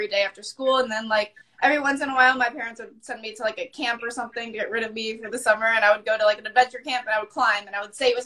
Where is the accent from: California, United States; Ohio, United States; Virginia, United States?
Virginia, United States; moved away; I'm from Virginia